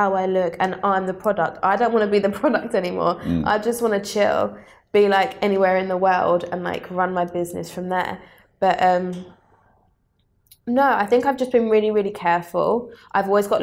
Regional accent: Southend-on-Sea, East of England, United Kingdom; I grew up in Southend

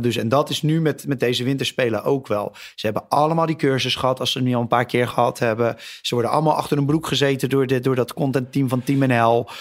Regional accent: Netherlands; als Nederlander

